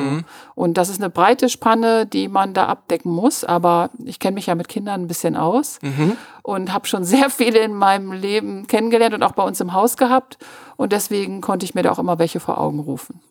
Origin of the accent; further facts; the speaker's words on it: Münster, North Rhine-Westphalia, Germany; ich bin auf der Sentrupper Höhe aufgewachsen